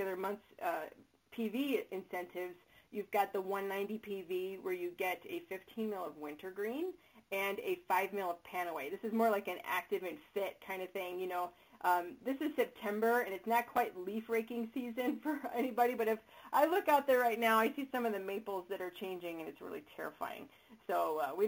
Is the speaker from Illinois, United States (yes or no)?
yes; Chicago, Illinois, United States; accent: Chicago; my soothing Chicago accent voice